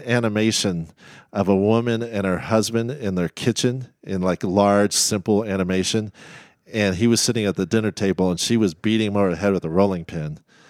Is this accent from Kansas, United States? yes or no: no; Elkhart, Indiana, United States; also born or lived in Texas; I was born in Indiana and my dad is a civil engineer. So we moved every 6 months to a year and a half all growing up.